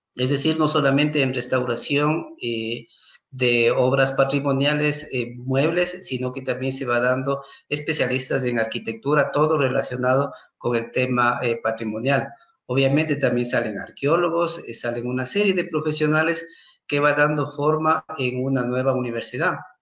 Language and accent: Spanish; Quito, Pichincha, Ecuador; yo soy del Cantón Quito, de la parroquia de San Antonio de Pichincha. Eh, mis padres también son de la misma zona